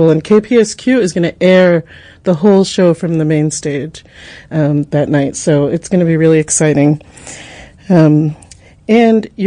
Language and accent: English; Boston, Massachusetts, United States; I'm from Boston.